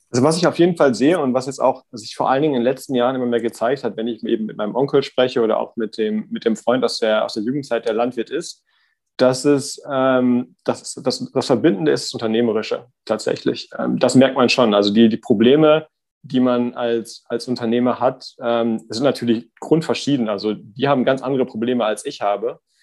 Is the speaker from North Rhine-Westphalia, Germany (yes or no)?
yes; Davensberg, North Rhine-Westphalia, Germany; moved away as an adult; also born or lived in Münster / Mannheim; bin da aufgewachsen in einem Dorf, das heißt Davensberg, 1800 Einwohner